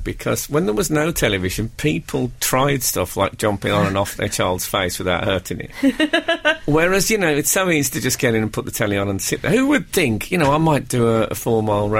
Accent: West Midlands, United Kingdom; when I grew up in the West Midlands

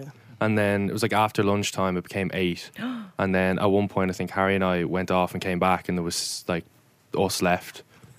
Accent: Dublin, County Dublin, Ireland; I'm 19, from Clontarf in Dublin.

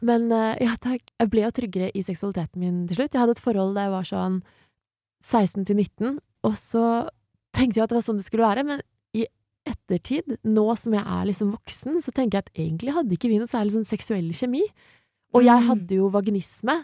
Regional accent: Asker, Akershus, Norway; Jeg kommer fra Asker

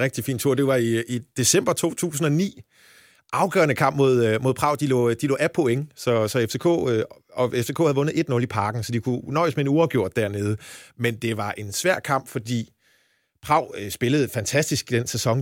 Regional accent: Jutland, Denmark; moved away as an adult; now in Copenhagen, Denmark; jeg er jyde oprindelse

